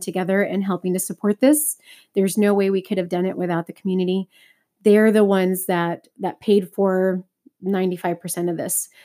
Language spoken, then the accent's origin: English; Texas, United States; moved away; I'm originally from Texas